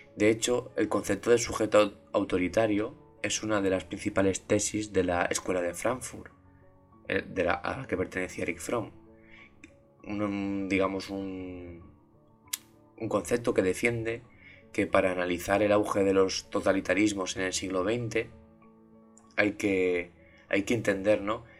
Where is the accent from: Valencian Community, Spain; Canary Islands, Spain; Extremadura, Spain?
Valencian Community, Spain; Valencia; mi ciudad, en, Valencia, en España, donde yo soy